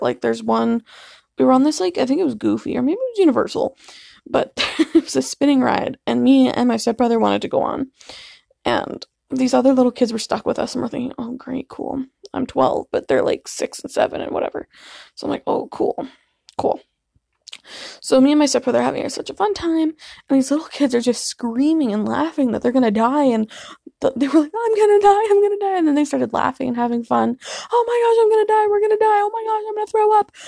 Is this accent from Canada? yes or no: yes; Canada; we're from Canada